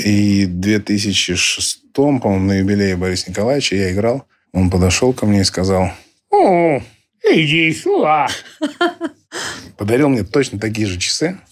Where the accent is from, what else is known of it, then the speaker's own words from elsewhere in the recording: Irkutsk, Irkutsk Oblast, Russia; мой родной город Иркутск